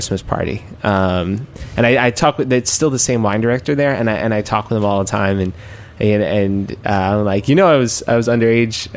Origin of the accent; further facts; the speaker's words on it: New York City, New York, United States; I grew up in Queens